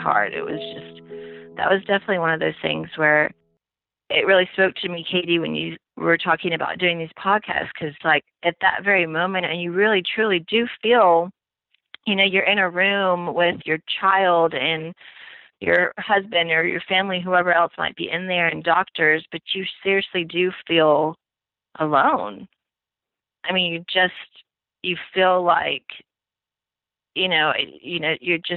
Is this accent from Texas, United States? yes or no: yes; Austin, Texas, United States; also born or lived in Houston / Fort Worth / New York; I am basically a native Texan. I was born in Houston, and we moved to Austin when I was about 8 years old with my family